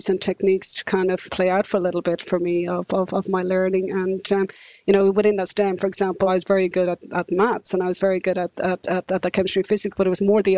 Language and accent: English; Ireland; moved away as an adult; now in New Zealand; I'm Irish. And for me, growing up in the 70s and 80s in rural Ireland